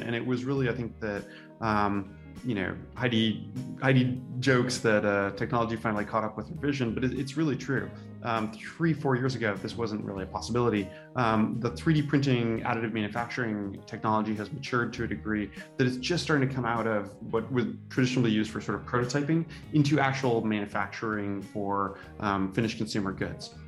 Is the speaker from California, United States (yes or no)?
yes; Santa Rosa, California, United States; I grew up in Santa Rosa